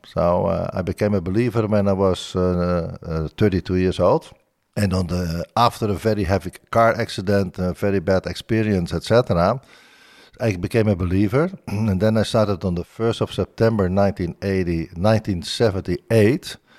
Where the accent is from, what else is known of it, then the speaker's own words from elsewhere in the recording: Bodegraven, South Holland, Netherlands; born there; I was born in Bodegraven in the Netherlands.